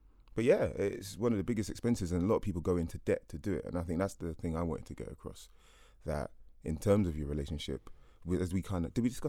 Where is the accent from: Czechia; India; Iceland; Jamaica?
Jamaica; So I'm from Jamaica